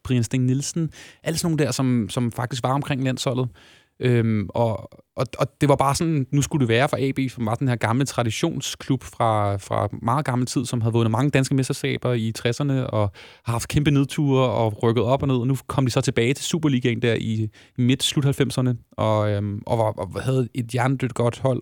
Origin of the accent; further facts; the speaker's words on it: Lyngby, Capital Region of Denmark, Denmark; jeg er født og opvokset i Lyngby